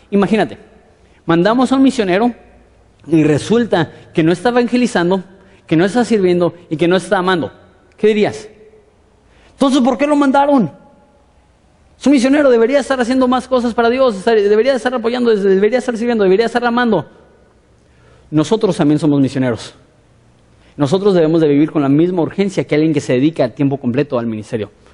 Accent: Mexico; nosotros como mexicanos

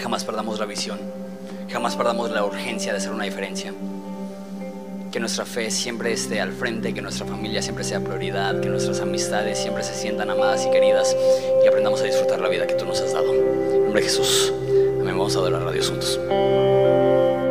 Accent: Ensenada, Baja California, Mexico; los ensenadenses

